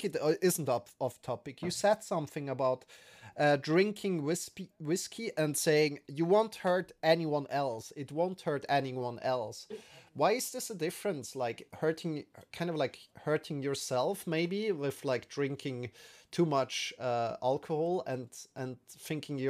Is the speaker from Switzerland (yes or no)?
yes; Switzerland; we're from Switzerland